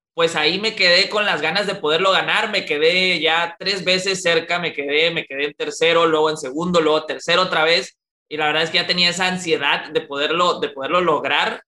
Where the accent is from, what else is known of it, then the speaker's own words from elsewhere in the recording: Monterrey, Nuevo León, Mexico; acá ya extrañaba mi, mi, mi, Regiolandia acá en Monterrey. La verdad es que yo soy muy, muy de, mi tierra, me gusta mucho, me gusta mucho Monterrey